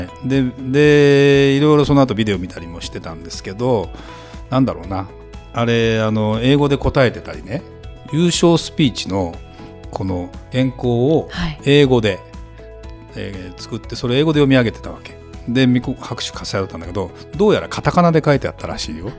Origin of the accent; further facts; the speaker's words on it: Saitama, Japan; moved away as an adult; 埼玉県で18歳まで